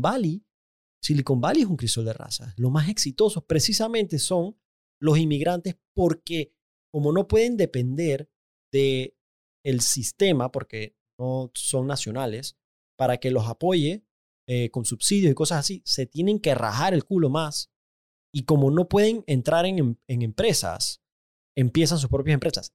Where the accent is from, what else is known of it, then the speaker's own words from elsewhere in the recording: Panama; yo soy panameño, yo nací en Panamá